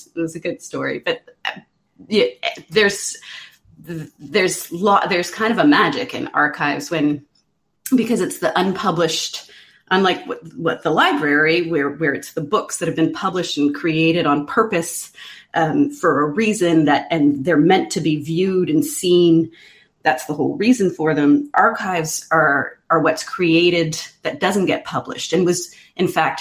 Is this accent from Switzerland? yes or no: no; Quebec's Eastern Townships, Canada; I grew up in Quebec's Eastern Townships